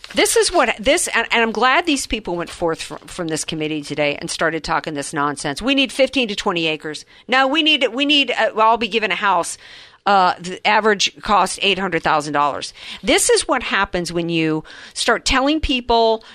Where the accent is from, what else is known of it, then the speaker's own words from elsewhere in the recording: the South, United States; I grew up in the South